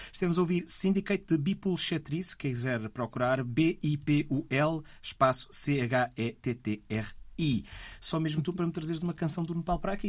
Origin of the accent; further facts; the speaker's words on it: Porto, Norte, Portugal; Eu, como sou portuense